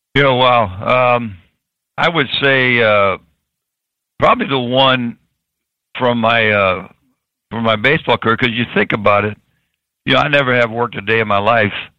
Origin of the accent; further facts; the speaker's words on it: Tampa, Florida, United States; I was born in Tampa